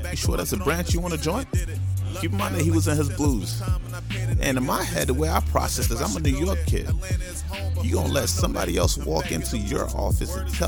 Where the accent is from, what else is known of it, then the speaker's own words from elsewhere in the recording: Nigeria; I'm Nigerian, like they don't really big up joining the military